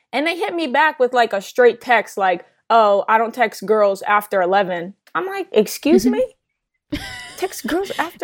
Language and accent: English; New Jersey, United States; I'm from New Jersey